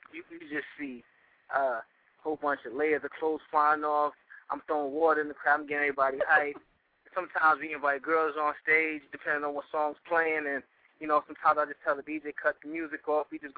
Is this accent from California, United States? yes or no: no; New York City, New York, United States; now in Virginia, United States; I'm a rapper from Brooklyn, New York, currently residing in Virginia